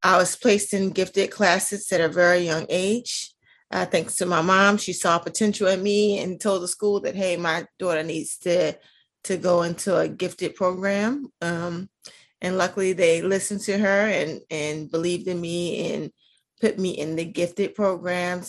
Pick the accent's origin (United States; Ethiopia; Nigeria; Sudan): United States; Baltimore, Maryland; also born or lived in Reisterstown, Maryland; I'm originally from Baltimore, Maryland. That's where I grew up. That's my hometown